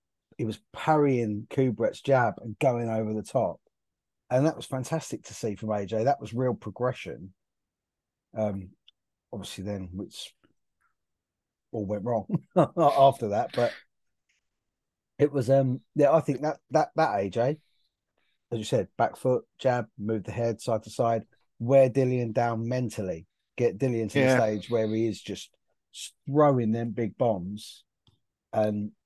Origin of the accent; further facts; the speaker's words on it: South East England, United Kingdom; I'm from the southeast. I'm not Scottish